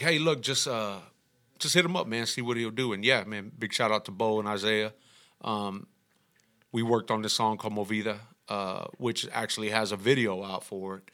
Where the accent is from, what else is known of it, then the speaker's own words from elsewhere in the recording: Houston, Texas, United States; I'm from El Dorado